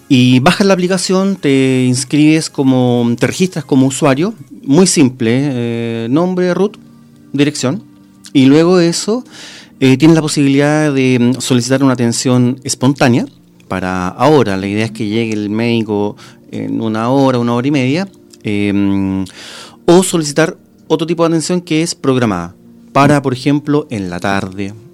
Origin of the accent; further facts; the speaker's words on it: Rancagua, O'Higgins, Chile; ya yo soy de Rancagua.